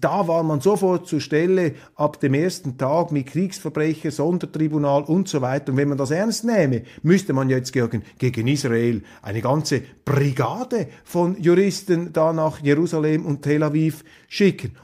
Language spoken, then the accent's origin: German; Switzerland; als Schweizer